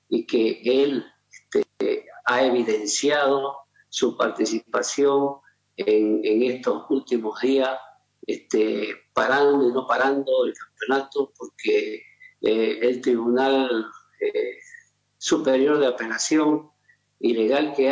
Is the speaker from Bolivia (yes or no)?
yes; Bolivia; Como boliviano